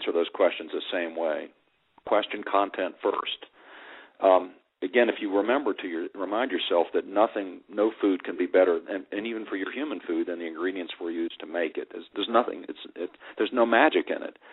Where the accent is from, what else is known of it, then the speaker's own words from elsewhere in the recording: Virginia, United States; When I was a little boy growing up in Virginia